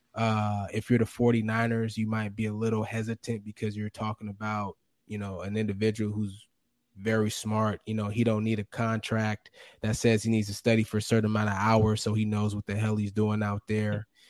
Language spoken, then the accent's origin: English; Fremont, California, United States; moved away as an adult; also born or lived in Logan, Utah; my hometown. Grew up in Fremont, California